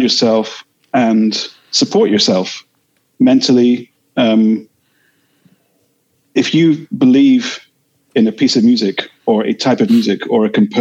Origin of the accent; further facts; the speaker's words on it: Edinburgh, Scotland, United Kingdom; growing up in Edinburgh in the 80s